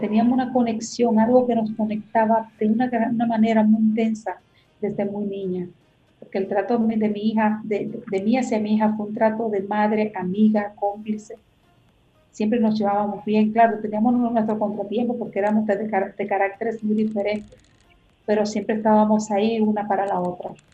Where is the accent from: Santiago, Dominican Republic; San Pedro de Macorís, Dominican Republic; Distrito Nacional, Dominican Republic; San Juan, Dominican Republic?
San Juan, Dominican Republic; Matas de Farfán; moved away; llegué donde estaba mi abuela, donde estaba mi familia, que eran mis raíces, mi tierra.